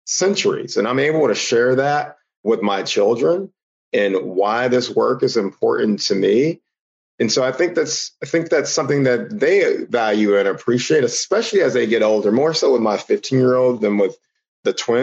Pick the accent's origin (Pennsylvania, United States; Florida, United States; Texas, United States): Texas, United States; Houston; I'm originally from Houston, Texas. You know, child of the, you know, 80s, 90s